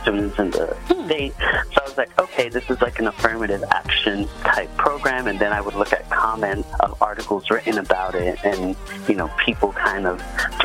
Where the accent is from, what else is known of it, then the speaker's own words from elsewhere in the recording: New York City, New York, United States; moved away as an adult; also born or lived in Philadelphia, Pennsylvania / Ithaca, New York; I grew up in the Bronx, New York City